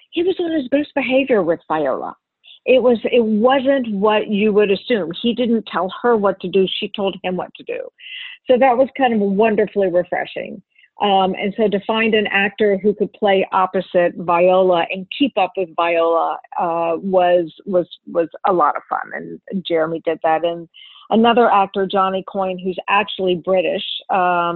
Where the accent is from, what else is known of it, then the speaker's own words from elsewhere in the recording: the South, United States; I grew up in the South